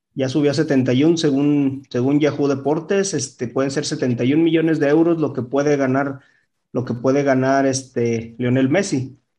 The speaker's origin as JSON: {"language": "Spanish", "country": "Mexico", "said": "nuestra selección mexicana"}